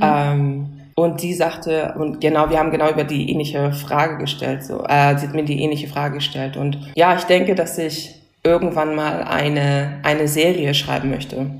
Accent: Hamburg, Germany; moved away as an adult; now in Berlin, Germany; ich komme ja ursprünglich aus Hamburg

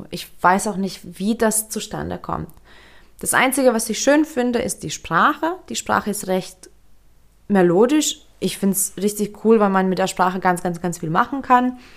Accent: Lithuania; Wie schon erwähnt, ich bin in Litauen aufgewachsen. Ich bin auch dort geboren und habe mich mein ganzes Leben dort fremd gefühlt.

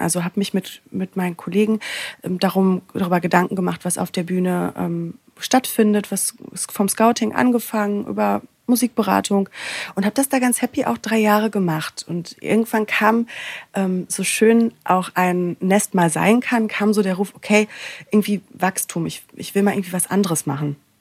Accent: Sauerland, North Rhine-Westphalia, Germany; moved away as an adult; also born or lived in Cologne; now in Berlin, Germany; ich bin aufgewachsen im Sauerland, ähm, ja recht klein und beschaulich

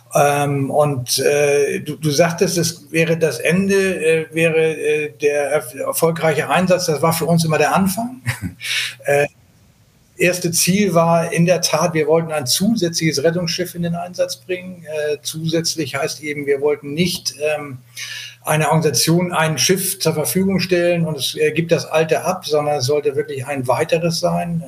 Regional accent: Hamburg, Germany; ich komme aus Hamburg, bin 60 Jahre alt

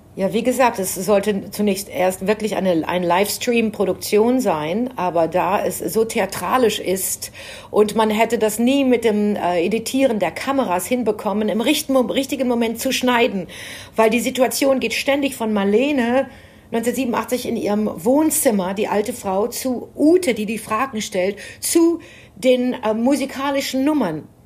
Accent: Germany; für mich als Deutsche

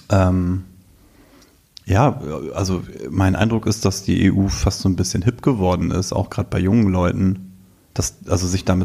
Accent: Selsingen, Lower Saxony, Germany; es geht runter bis in meinen Heimatort.

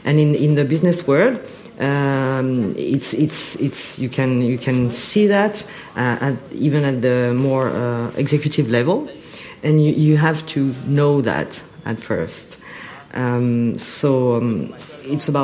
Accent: France; moved away as an adult; also born or lived in Paris, France / United States; now in Shanghai, China; I was born and raised in France, lived for many years, almost 18 years in Paris, 2 years in US, and I've been in Shanghai for 7 years.

